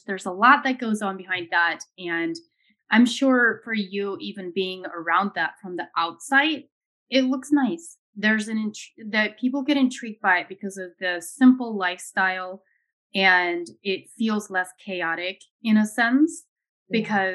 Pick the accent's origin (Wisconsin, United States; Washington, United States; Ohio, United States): Ohio, United States; I grew up in Ohio